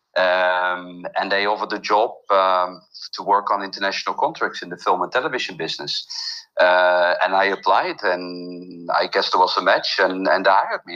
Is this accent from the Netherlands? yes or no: yes; Netherlands; moved away as an adult; also born or lived in Mexico; now in Riviera Maya, Mexico; I grew up in the Netherlands